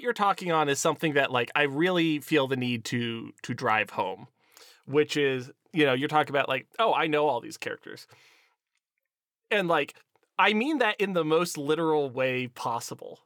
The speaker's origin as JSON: {"language": "English", "town": "Erie", "region": "Pennsylvania", "country": "United States", "tie": "born or raised there", "said": "my hometown is Erie, Pennsylvania, uh, right next to Lake Erie"}